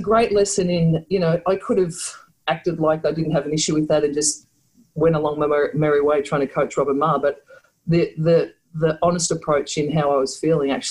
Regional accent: Victoria, Australia; moved away; also born or lived in Canberra; a basketball player growing up in Victoria, which is sort of the, I guess, the stronghold of basketball in Australia

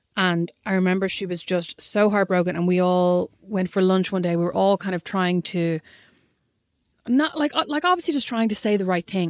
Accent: Kildare, Leinster, Ireland; I'm obviously from Kildare

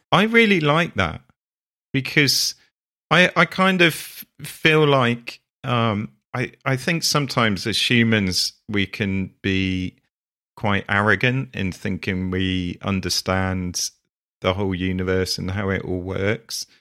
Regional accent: Sherborne, South West England, United Kingdom; my hometown

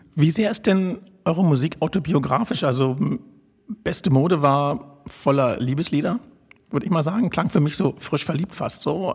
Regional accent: Berlin, Germany; Ich bin gebürtiger Charlottenburger

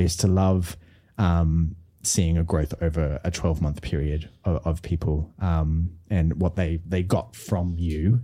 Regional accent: Brisbane, Queensland, Australia; I was from Brisbane

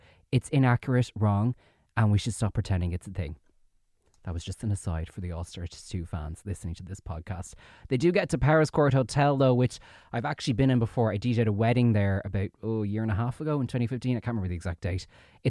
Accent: Ireland; as an Irish person.

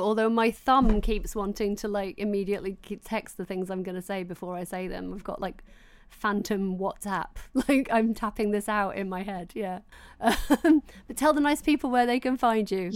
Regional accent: Doncaster, Yorkshire and the Humber, United Kingdom; growing up in Doncaster

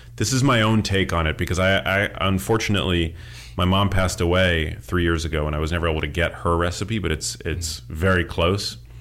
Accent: New York City, New York, United States; moved away as an adult; also born or lived in Miami; now in Los Angeles, United States; I grew up in New York City. I went to school in Miami. I live in L

